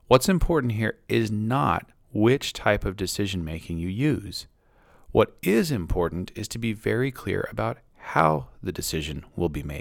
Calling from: Maine, United States

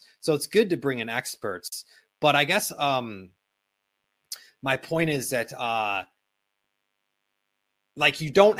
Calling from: Bangkok, Thailand; I mean, for example, I'm calling in from Bangkok, and my wife and I today, we just were at a meeting with a lawyer to get started on my wife's green card process.

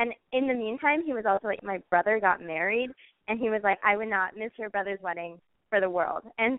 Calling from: Iowa, United States; I'm 21, and I'm calling from Iowa.

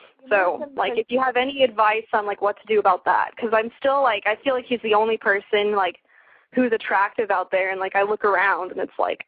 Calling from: Santa Clarita, California, United States; Santa Clarita, which is near LA.

